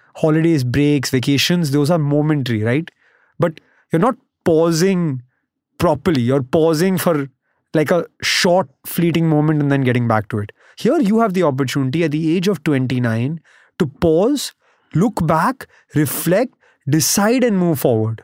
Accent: Mumbai, Maharashtra, India; also born or lived in United States; I grew up in Bombay, went to college in the U S.

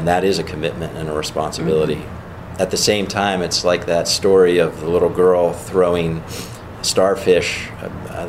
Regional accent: Pittsburgh, Pennsylvania, United States; now in Erie, United States; with my Pittsburgh roots

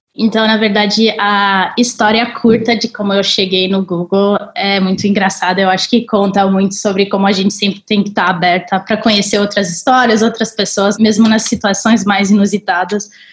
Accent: Colorado, United States; also born or lived in Paris, France; now in Brazil; Nasci em Paris, morei grande parte da minha vida no Colorado, onde eu cresci numa parte bem remota do Colorado e no meio de uma floresta

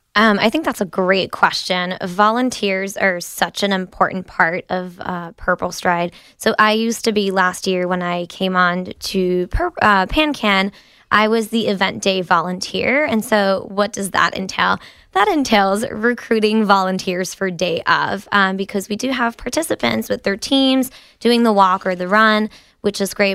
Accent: France; now in United States; I was born and raised in France

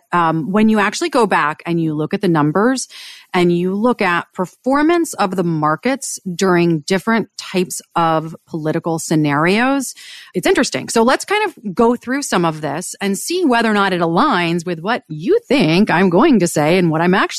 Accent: Washington, District of Columbia, United States; and I grew up on Capitol Hill, and I'll date myself.

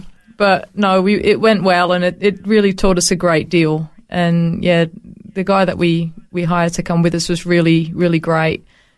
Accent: Netherlands; English is a second language; In Holland, the Netherlands.

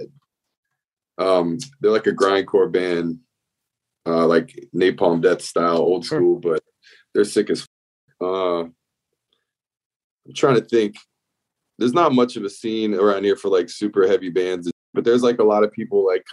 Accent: South Florida, United States; now in Gainesville, United States; I moved here in 1998 from South Florida. I grew up in South Florida

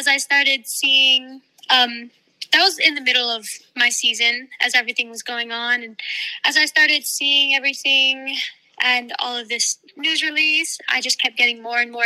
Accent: Hawaii, United States; moved away; I'm from Hawaii as well.

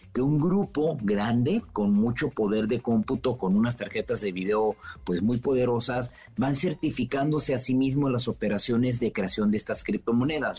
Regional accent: Mexico; como buen mexicano

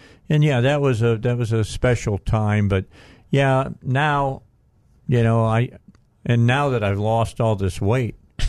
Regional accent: Northwest Indiana, United States; moved away; I grew up in Northwest Indiana, so yeah. I grew up in the cold.

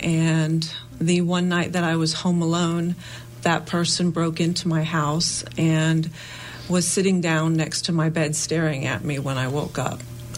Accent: Jacksonville, North Carolina, United States; I grew up in Jacksonville, North Carolina.

